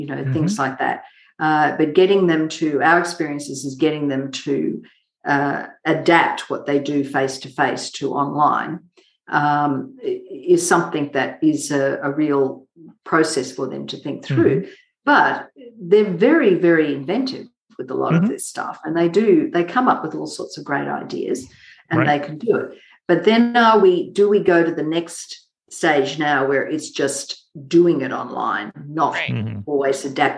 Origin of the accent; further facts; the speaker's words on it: Mackay, Queensland, Australia; I grew up in a small country town in northern Queensland called Mackay, and I grew up on a sugarcane farm.